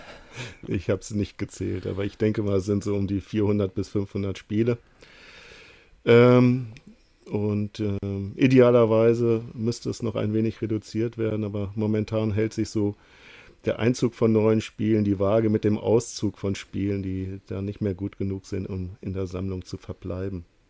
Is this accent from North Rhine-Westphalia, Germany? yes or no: no; Lower Saxony, Germany; Ich komme aus dem Norden, ähm, aus Niedersachsen